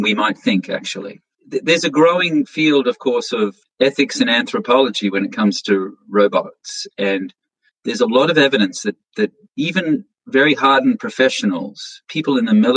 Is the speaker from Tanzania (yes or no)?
no; Australia; now in United States; I'm originally an Australian, and I live in the United States, and I travel back to Australia.